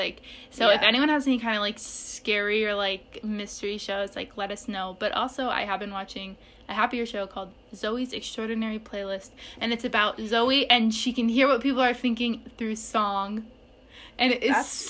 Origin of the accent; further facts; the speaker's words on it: United States; Just because I'm American.